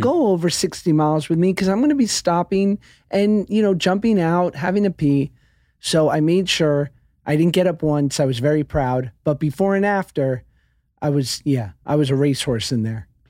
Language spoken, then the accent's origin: English; New York, United States; I'm from New York